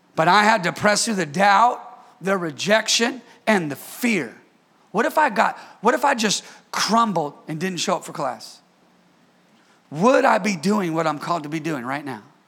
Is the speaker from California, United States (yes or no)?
yes; Bay Area, California, United States; moved away as an adult; I'm from the Bay Area